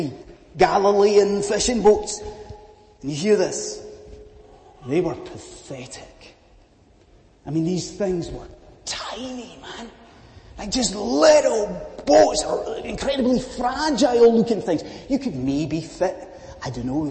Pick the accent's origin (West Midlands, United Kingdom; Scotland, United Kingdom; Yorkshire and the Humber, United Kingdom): Scotland, United Kingdom; as a Scotsman